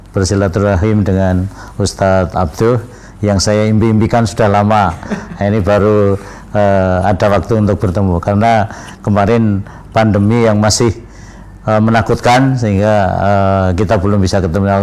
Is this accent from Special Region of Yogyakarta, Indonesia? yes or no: yes; Sokoliman, Special Region of Yogyakarta, Indonesia; born there; Saya lahir di Sokoliman, ya, Desa Mijiarjo, Kecamatan Karangmojo, di sebelah Gua Pindul yang terkenal